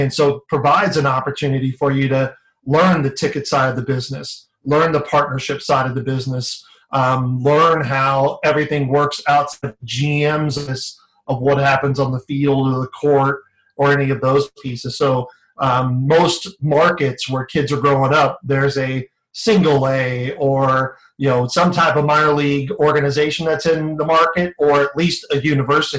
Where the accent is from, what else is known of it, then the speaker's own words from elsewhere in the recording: San Diego, California, United States; now in Phoenix, United States; growing up in San Diego